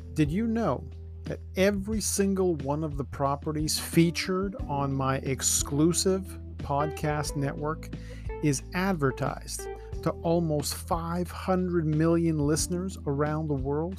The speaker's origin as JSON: {"language": "English", "town": "Toronto", "region": "Ontario", "country": "Canada", "tie": "born or raised there", "said": "I was born in Scarborough, living in the Danforth"}